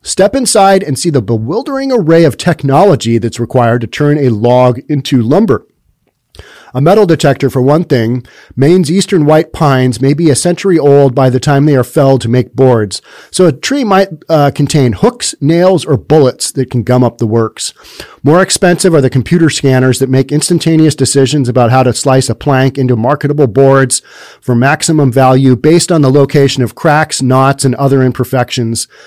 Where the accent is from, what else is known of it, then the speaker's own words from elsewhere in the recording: United States; As a kid growing up in America